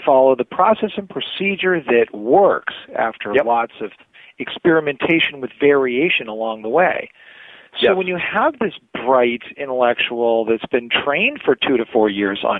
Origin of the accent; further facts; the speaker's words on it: Maine, United States; I'm from Maine